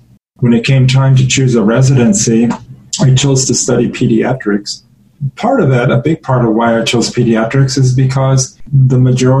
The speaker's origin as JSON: {"language": "English", "town": "Quincy", "region": "Illinois", "country": "United States", "tie": "born or raised there", "also_born_or_lived": "Zaire", "moved": "yes", "said": "Well, I was born in Quincy, Illinois, which is a town not that different in size from La Crosse on the Mississippi River."}